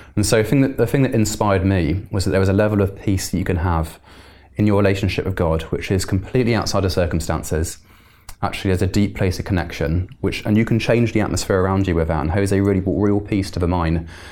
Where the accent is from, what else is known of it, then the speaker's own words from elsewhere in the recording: Bristol, South West England, United Kingdom; moved away; I'm from Bristol originally